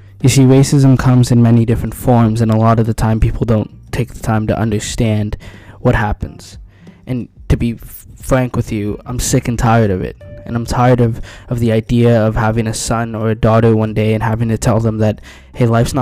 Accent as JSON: {"language": "English", "country": "Canada", "tie": "born or raised there", "said": "I am a Canadian citizen who was born in Canada."}